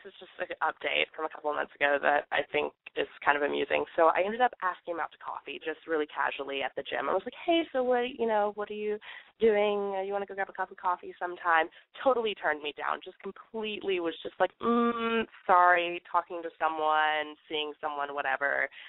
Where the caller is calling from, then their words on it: Athens, Georgia, United States; I'm calling from Athens, Georgia, and I'm 20 years old.